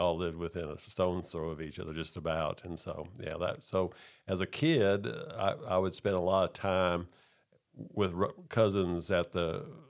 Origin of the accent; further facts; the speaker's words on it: Texas, United States; also born or lived in Oklahoma; I grew up primarily in Texas, a little bit in Oklahoma.